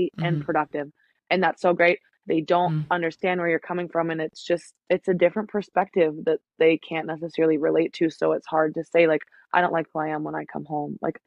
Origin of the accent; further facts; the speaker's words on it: Minnesota, United States; moved away; I'm from Minnesota. My parents live there.